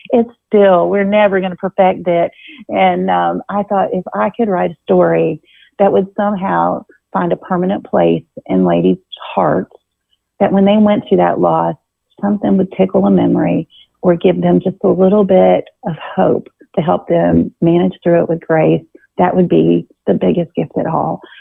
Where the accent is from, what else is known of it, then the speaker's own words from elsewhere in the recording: Virginia Beach, Virginia, United States; I grew up in Virginia Beach